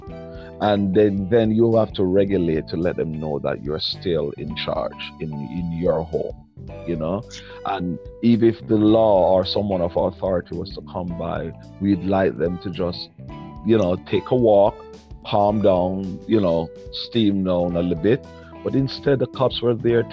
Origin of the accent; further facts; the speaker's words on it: New York area, United States; we're from the New York area